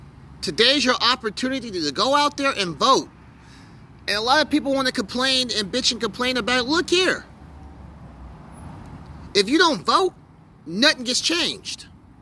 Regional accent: United States; because I'm an American and I love my freedoms and I love this country.

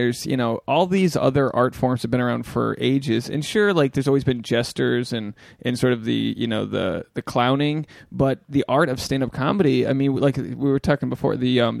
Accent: Rhode Island, United States; moved away; Rhode Island where I'm from

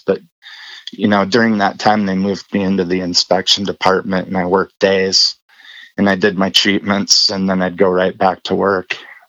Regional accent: Colstrip, Montana, United States; moved away; also born or lived in Rosemount, Minnesota / Germany; we moved out to Coal Strip, Montana. It's small coal mining town.

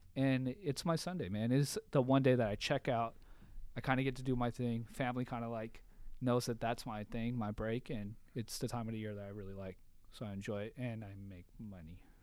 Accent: Bellflower, California, United States; also born or lived in San Diego; I grew up in Bellflower.

